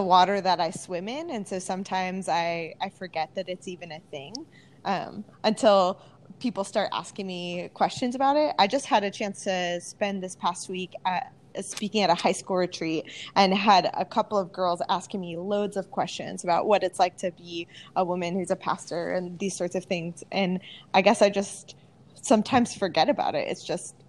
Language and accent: English; Southern California, United States; now in Hayward, United States; Born and raised in Southern California, an alum of Point Loma Nazarene University, and so hardcore San Diego team fan base.